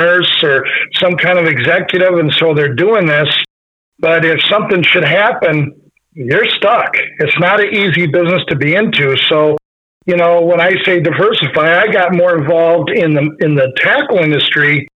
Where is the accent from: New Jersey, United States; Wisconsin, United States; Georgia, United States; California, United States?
Wisconsin, United States; Black River Falls; I grew up in Black River Falls area in Wisconsin.